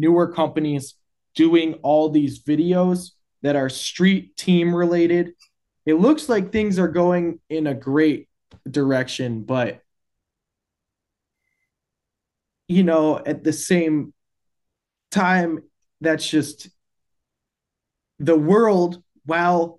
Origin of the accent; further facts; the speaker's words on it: Wisconsin, United States; as being like a Midwest rope toe kid and growing up in Wisconsin